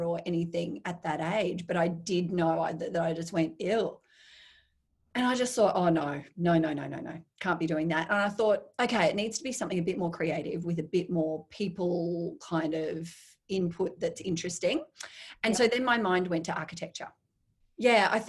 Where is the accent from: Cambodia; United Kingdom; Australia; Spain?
Australia; Brisbane, Queensland; I grew up in Brisbane